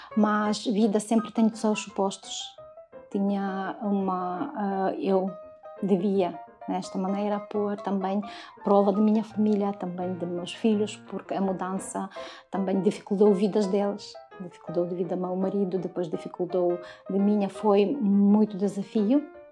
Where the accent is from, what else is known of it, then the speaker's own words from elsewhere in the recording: Ukraine; Portuguese is a second language; moved away as an adult; now in Braga, Portugal; sou ucraniana